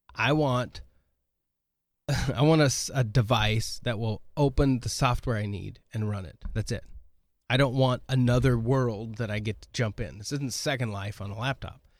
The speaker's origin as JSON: {"language": "English", "region": "Oregon", "country": "United States", "tie": "born or raised there", "moved": "yes", "said": "When I grew up in Oregon"}